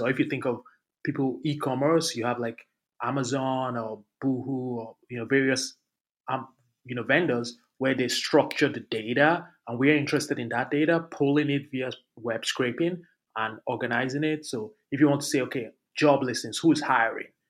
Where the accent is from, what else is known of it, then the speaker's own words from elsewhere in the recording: Lagos, Nigeria; moved away; also born or lived in Abuja; I grew up in Lagos in one of in the slums in Lagos